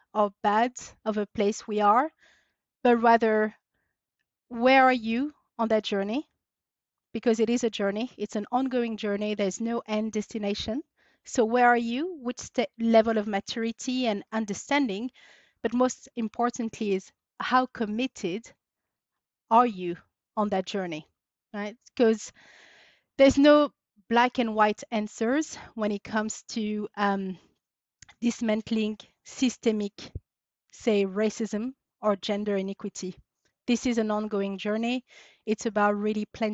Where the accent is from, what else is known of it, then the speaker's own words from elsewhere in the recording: Paris, Île-de-France, France; moved away as an adult; now in United Kingdom; I was born and raised in France. Daughter of Syrian immigrants who moved to France in the late 70s. So I grew up and was raised in Paris, but moved to the UK, 14 years ago now